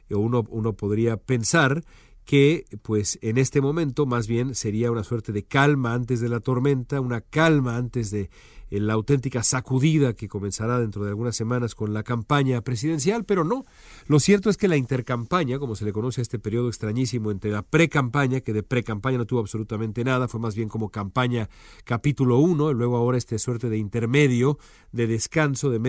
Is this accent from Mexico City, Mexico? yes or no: yes; Mexico City, Mexico; now in Los Angeles, United States; Yo la verdad pensaba que mi ciudad natal estaba muy, pero muy eh, arriba en, ese, en esa lista.